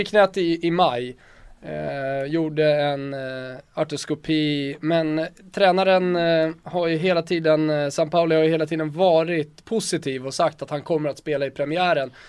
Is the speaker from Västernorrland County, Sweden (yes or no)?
no; Botkyrka, Stockholm County, Sweden; also born or lived in Salem; Jag är uppvuxen i Botkyrka och i Salem